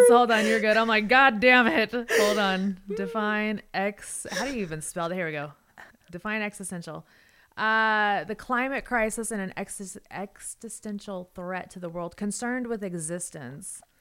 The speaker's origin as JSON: {"language": "English", "town": "Las Vegas", "region": "Nevada", "country": "United States", "tie": "born or raised there", "moved": "yes", "said": "I'm from Vegas. I actually grew up there"}